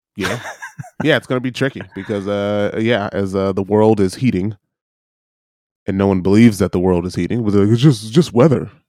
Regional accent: Michigan, United States; growing up in Michigan

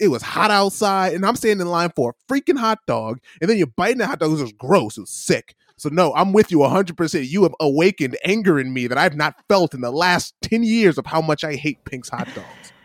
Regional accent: Midwest, United States; growing up in the Midwest

